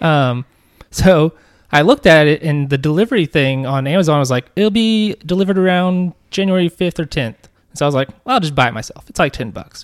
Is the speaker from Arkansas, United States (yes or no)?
yes; Arkansas, United States; We're from Arkansas.